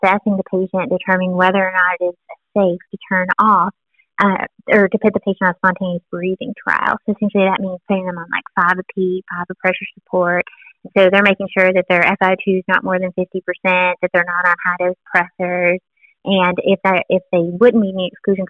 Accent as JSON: {"language": "English", "region": "Tennessee", "country": "United States", "said": "I'm from Tennessee"}